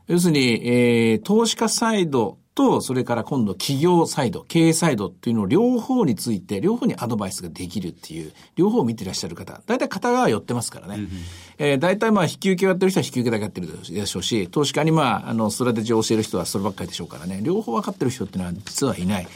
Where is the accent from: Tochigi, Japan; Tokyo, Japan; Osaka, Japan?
Osaka, Japan; 私大阪出身なんでですね